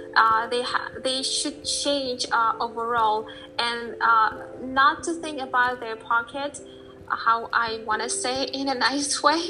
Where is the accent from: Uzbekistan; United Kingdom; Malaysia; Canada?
Uzbekistan; moved away as an adult; also born or lived in New Hampshire, United States; i came back to uh, from us back to my home country and living here for four months i see that uh, we were we were our country uzbekistan was a part of the U, uh, soviet union